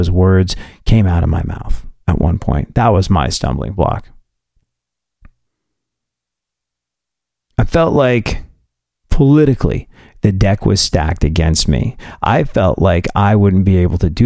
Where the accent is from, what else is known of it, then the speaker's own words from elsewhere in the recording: United States; I'm an American